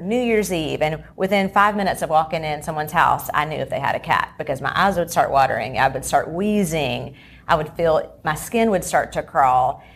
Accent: Charlotte, North Carolina, United States; I grew up here in the Charlotte area

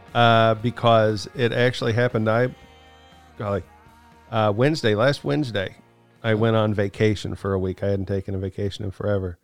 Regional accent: Kansas, United States; moved away; I'm from Kansas

